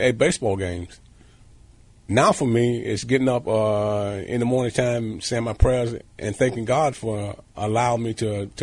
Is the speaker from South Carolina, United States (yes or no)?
yes; South Carolina, United States; growing up in South Carolina. As a kid there in South Carolina, being in poverty, growing up in a shack